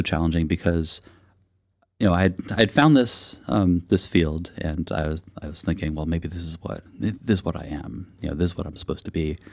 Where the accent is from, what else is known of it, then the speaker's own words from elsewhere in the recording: East Bay, California, United States; I grew up in the East Bay of California, and I've, um, lived there kind of on and off my entire life